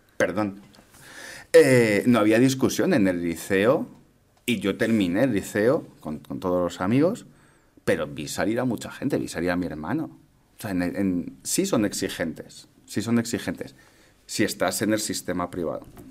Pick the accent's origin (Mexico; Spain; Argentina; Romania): Spain; Madrid, Community of Madrid; Yo soy de aquí de Madrid